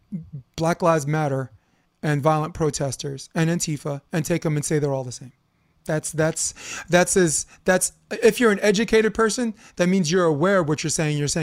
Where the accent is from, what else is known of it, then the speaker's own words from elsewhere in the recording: New York City, New York, United States; moved away as an adult; also born or lived in Coney Island, Brooklyn / Harlem; now in Hermosa Beach, United States; I grew up on Flatbush as someone who's biracial